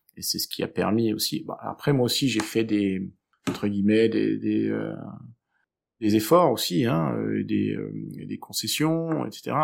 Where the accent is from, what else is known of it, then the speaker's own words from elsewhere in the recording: Aix-en-Provence, Provence-Alpes-Côte d'Azur, France; also born or lived in Switzerland; now in Brussels, Belgium; je viens du sud de la France, euh, donc d'Aix-en-Provence